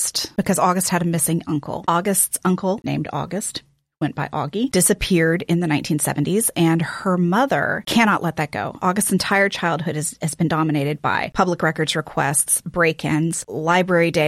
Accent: the South, United States; also born or lived in Baytown, Texas; coming from the South

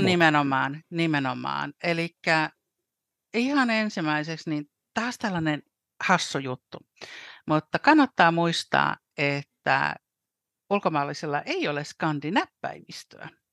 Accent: Helsinki, Uusimaa, Finland; moved away as an adult; now in London, United Kingdom; mä olen täällä Lontoon kupeessa kohta äh, 29 vuotta asunut äh, alun perin helsinkiläinen

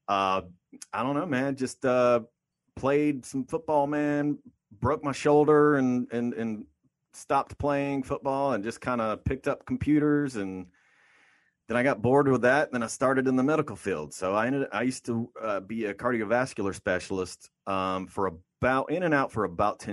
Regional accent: Oakland, California, United States; I am from Oakland

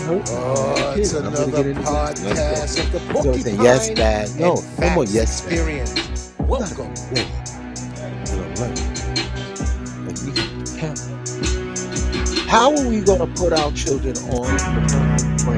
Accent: New York City, New York, United States; I grew up in Coney Island

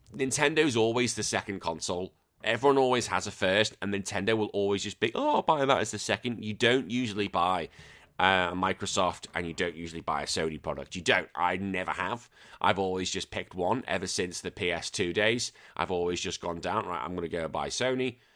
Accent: Wallasey, North West England, United Kingdom; I grew up in a little place called the Wirral. My hometown is called Wallasey

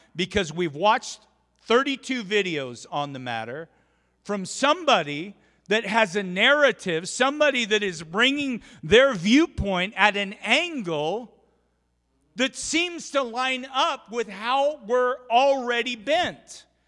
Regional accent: Oregon, United States; now in Rupert, United States; grew up in Oregon

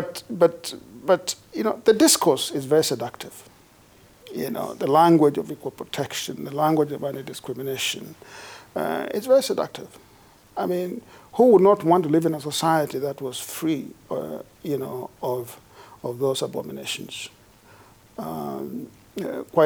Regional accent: Kenya; now in United States; I was born in Kenya, although I've lived most of my life in the United States, where I have become a professional, an academic there

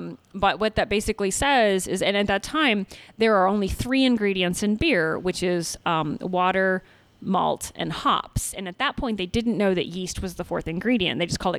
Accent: Oklahoma, United States; also born or lived in Texas; So I'm originally from Oklahoma and Texas. And moved around a lot when I was a kid, and then ended up at University of Oklahoma studying physics.

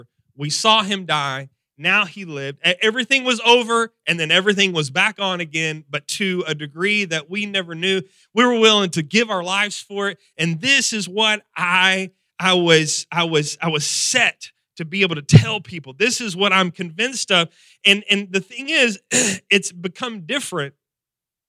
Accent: Texas, United States

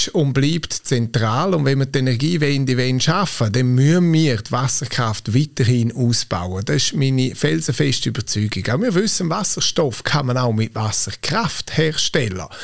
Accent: Graubünden, Switzerland; Als Bündner will man natürlich, dass man immer die Nase vorne hat.

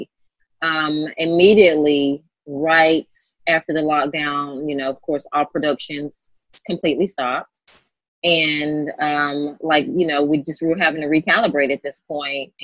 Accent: North Carolina, United States; now in Los Angeles, United States; I'm actually from North Carolina, a little small town in North Carolina where I'm from

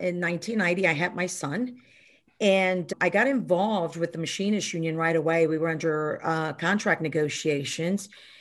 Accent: Houston, Texas, United States; I grew up in Houston, Texas

